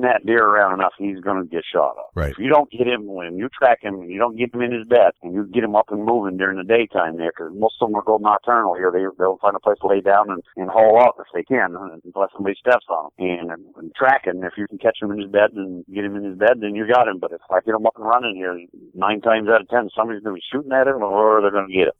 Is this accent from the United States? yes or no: yes; Vermont, United States; I am in central Vermont